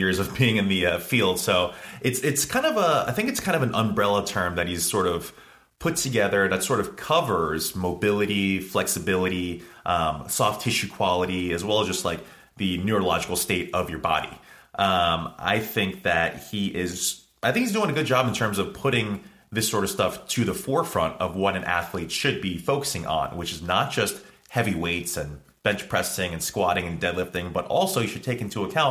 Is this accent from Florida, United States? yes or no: no; New Jersey, United States; also born or lived in New York; I was born in New York, raised in Jersey